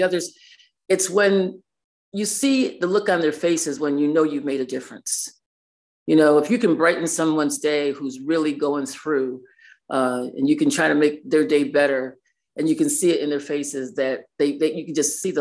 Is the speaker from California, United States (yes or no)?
no; New York City, New York, United States; now in Binghamton, United States; I was raised in New York City, but we lived in Binghamton.